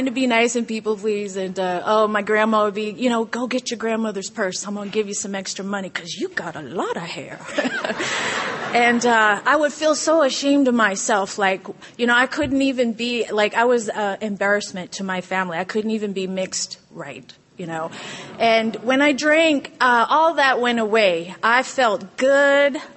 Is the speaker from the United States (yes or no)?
yes; California, United States; also born or lived in Guam; you know, I grew up in Southern California. My dad is uh, from the Coast Guard. He's a corpsman. We grew up in a Coast Guard family, and my mom's Canadian, which makes for an interesting story.